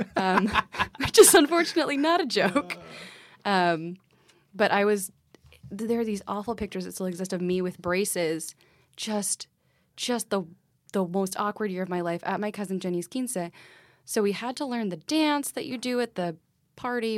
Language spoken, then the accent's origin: English; Texas, United States; moved away as an adult; also born or lived in Michigan; now in Brooklyn, United States; I was born in Michigan, raised in Texas